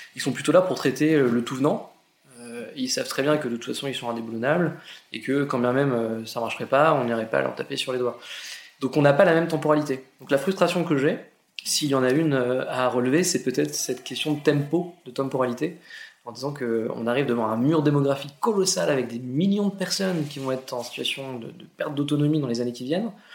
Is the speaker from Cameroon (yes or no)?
no; Argentan, Normandy, France; je suis normand, je viens d'Argentan, une petite ville euh, en Normandie, 15 000 habitants, dans l'Orne